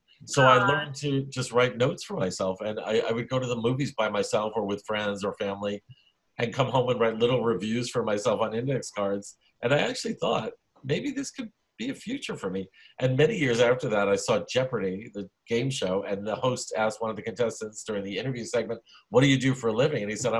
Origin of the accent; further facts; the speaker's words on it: New York City, New York, United States; also born or lived in Lower East Side, Manhattan; I was born in the Lower East Side, but when I was a kid, a little 1.5 years old, my parents and I moved to Bensonhurst, Brooklyn. Mm-hmm. Grew up there, old school Italian-American macho neighborhood.